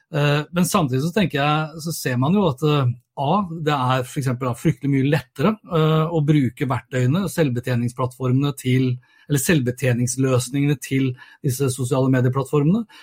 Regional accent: Norway; hjemme i Norge

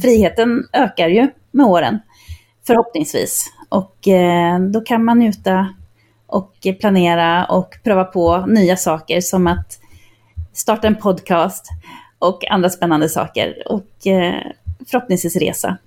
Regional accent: Linköping, Östergötland, Sweden; moved away; also born or lived in Barcelona; som en åttaåring hemma i Linköping

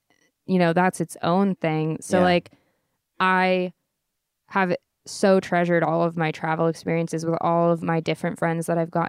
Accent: California, United States; I grew up in Orange County and there are things about me that are very Orange County

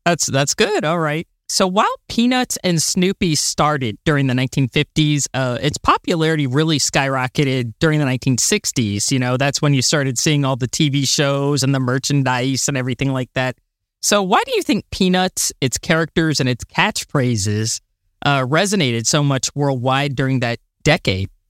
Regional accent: United States; I'm American

